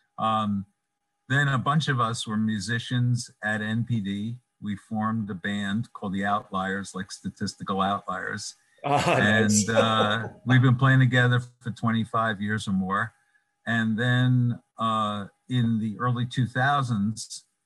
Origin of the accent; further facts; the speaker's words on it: New York City, New York, United States; moved away; I'm from Brooklyn, even though I don't live in Brooklyn